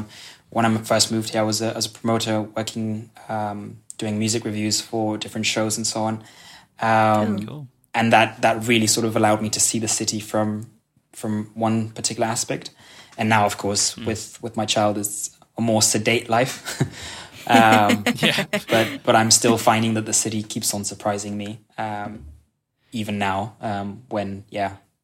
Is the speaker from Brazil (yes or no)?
no; Kenya; moved away as an adult; now in Sønderborg, Denmark; So I grew up in Kenya, where I went to international school, hence the accent.